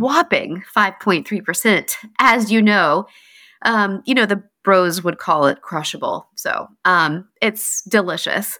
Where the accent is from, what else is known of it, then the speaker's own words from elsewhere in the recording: North Carolina, United States; moved away; I'm from North Carolina